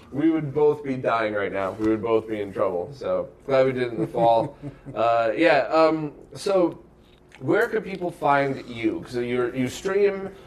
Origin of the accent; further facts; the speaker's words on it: Bridgeport, Connecticut, United States; I grew up in Bridgeport